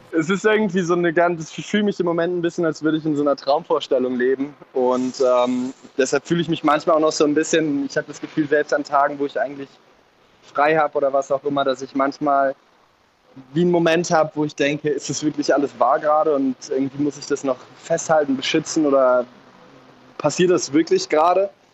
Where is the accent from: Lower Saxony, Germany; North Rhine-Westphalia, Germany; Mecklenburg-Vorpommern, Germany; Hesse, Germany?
North Rhine-Westphalia, Germany; Cologne; mit unserer kölschen, kölschen Art